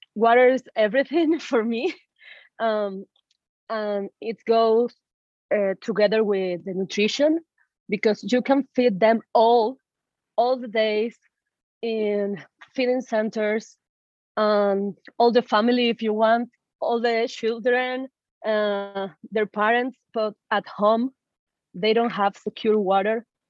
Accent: Caracas, Capital District, Venezuela; moved away as an adult; now in Illinois, United States; I am born and raised in Caracas, Venezuela.

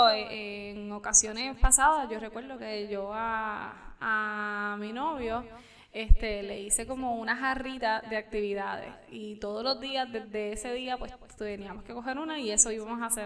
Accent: Camuy, Puerto Rico; yo soy de Camuy, casi quebradilla

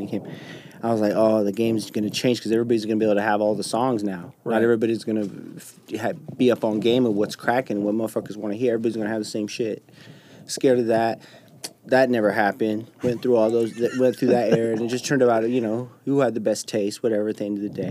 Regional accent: West Valley City, Utah, United States; I was born at Granger Hospital in West Valley, right there on 35th, and I went to Granger Elementary, went to Valley Junior High

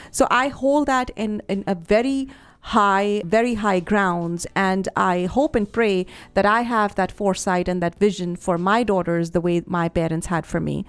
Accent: Chandigarh, India; moved away as an adult; also born or lived in Patiala, Punjab / Delhi; I grew up in Chandigarh

